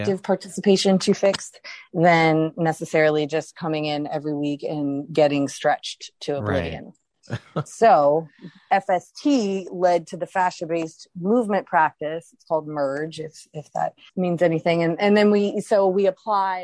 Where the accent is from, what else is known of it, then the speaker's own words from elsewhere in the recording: Baton Rouge, Louisiana, United States; moved away; I'm from Baton Rouge.